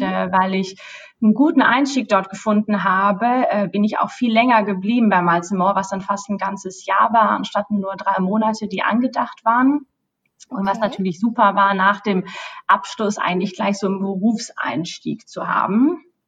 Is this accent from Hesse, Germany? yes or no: yes; Bad Homburg, Hesse, Germany; moved away as an adult; now in London, United Kingdom; komme aber ursprünglich äh, aus Deutschland äh, und sogar aus Bad Homburg, äh, also eine richtige Bad Homburgerin